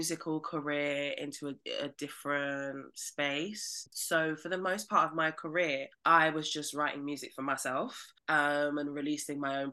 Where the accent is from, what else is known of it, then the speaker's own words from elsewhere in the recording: London, United Kingdom; I'm from Southeast London